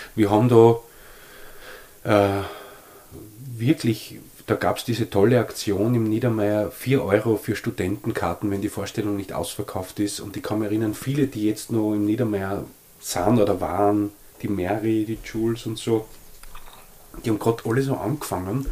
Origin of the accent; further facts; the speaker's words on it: Leoben, Styria, Austria; ich bin ja in Leoben aufgewachsen, super aufgewachsen